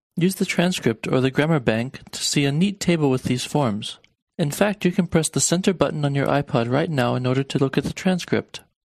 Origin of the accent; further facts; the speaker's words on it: Harrisburg, Pennsylvania, United States; Ich bin aus Harrisburg